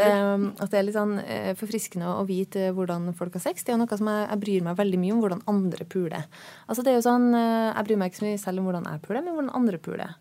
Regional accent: Trøndelag, Norway; now in Oslo, Norway; jeg er eh, trønder

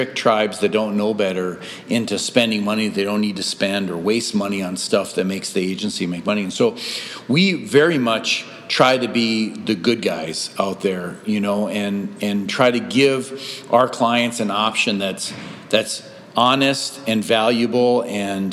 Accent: Sandstone, Minnesota, United States; I grew up in Sandstone, Minnesota

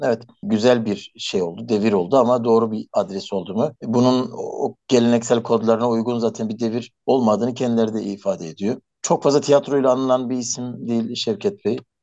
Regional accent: Elazığ Province, Turkey

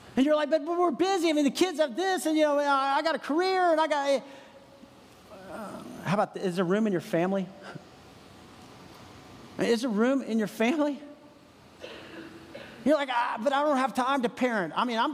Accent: San Antonio, Texas, United States; moved away as an adult; now in Franklin, United States; I grew up in San Antonio, Texas

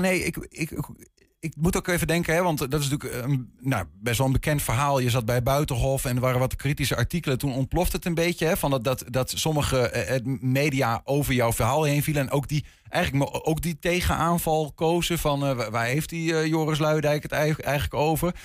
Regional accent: Twente, Overijssel, Netherlands; die jonge Twentenaar, zoals waar ik vandaan kom

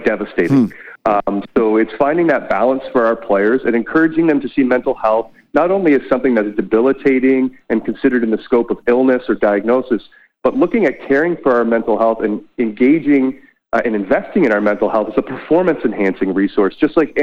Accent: Whitby, Ontario, Canada; I completed my clinical work down at Ontario Shores in my hometown of Whitby

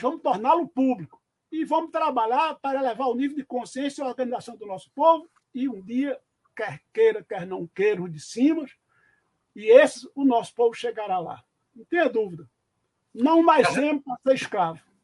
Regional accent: Cajazeiras, Paraíba, Brazil; moved away as an adult; also born or lived in Pernambuco; Eu sou de Cajazeiro

